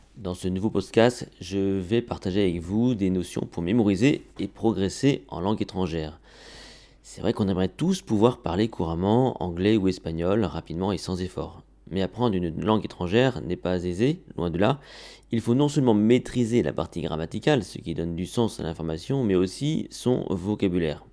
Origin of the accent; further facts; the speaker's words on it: France; chez nous en France